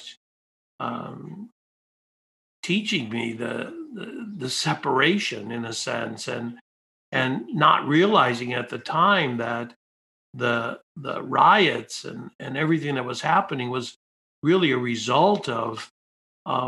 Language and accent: English; Detroit, Michigan, United States; I grew up in Detroit, you know, in the inner city.